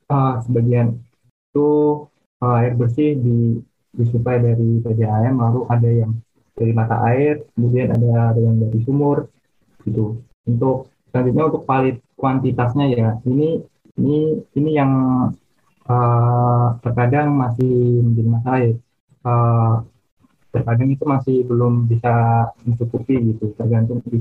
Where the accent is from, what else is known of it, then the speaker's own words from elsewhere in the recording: Rembang, Central Java, Indonesia; Hmm, kalau daerah aku sih ini Rembang Jawa Tengah ya.